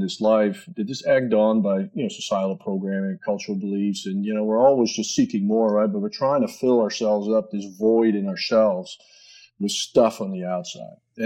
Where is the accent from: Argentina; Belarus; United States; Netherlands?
Netherlands; a little town outside Amsterdam, North Holland; moved away as an adult; born and raised just in a little sleeper town outside Amsterdam